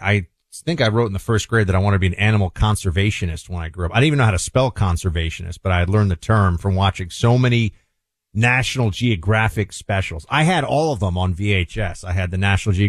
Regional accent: New York City, New York, United States; moved away as an adult; now in Florida, United States; as a New Yorker, I've spent obviously a ton of time in the Northeast and in New York and DC. Now I live in Florida.

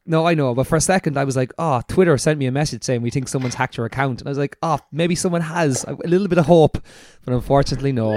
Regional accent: Ireland; we're an Irish podcast

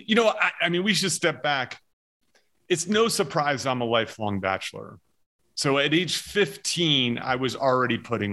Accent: New Jersey, United States; In New Jersey.

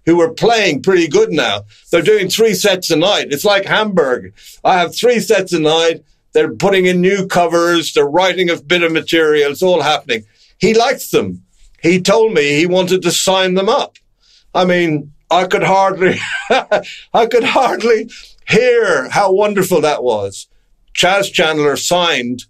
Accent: Ireland; I'm Irish. No, I'm Irish

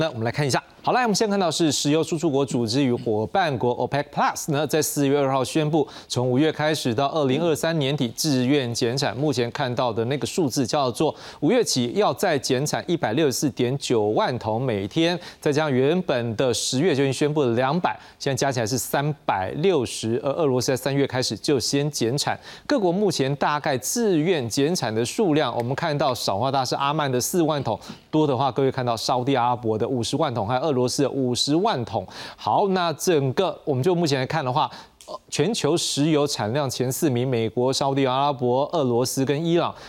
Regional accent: Taiwan; 但是我们台湾人的创意，我们的一个中小企业的一个动能

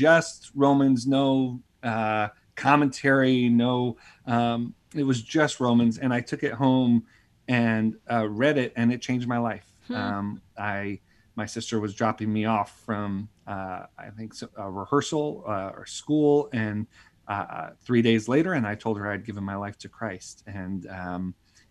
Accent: Buffalo, New York, United States; I grew up in Buffalo, New York, and grew up in a big Italian Catholic family

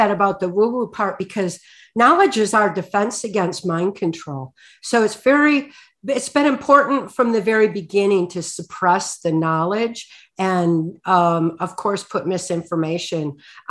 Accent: Muskegon, Michigan, United States; born there; So by the time I was born in 1957 in Muskegon, Michigan

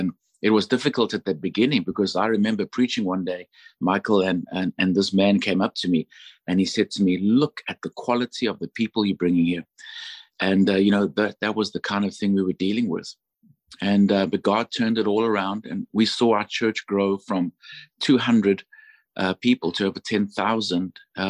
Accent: Johannesburg, Gauteng, South Africa; moved away as an adult; now in United States; I'm from Johannesburg, South Africa. And of course, my mom is British. She was born in the Congo to missionary parents.

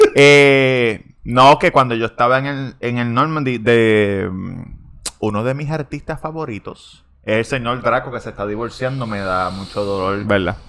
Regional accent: Puerto Rico; moved away as an adult; also born or lived in Vega Baja; yo soy de Puerto Rico

